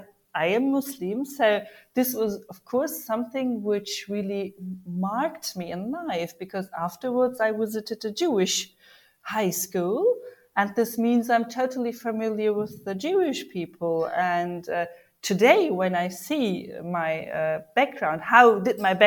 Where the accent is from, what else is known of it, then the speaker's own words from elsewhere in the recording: Germany; first language German and Turkish; English is a second language; moved away as an adult; now in Turkey; Yes, I've been born in Germany, and I'm a native German and native Turkish woman. I've been born in Germany. I go to school there and I studied there as well. And after my study, I moved to Turkey